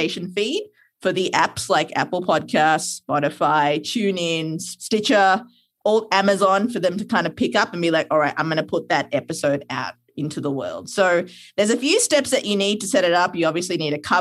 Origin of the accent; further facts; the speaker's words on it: Sri Lanka; moved away; I'm from Sri Lanka